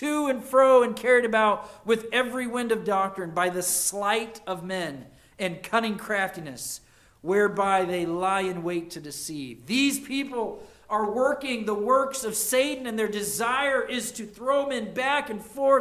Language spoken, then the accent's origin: English; United States; as an American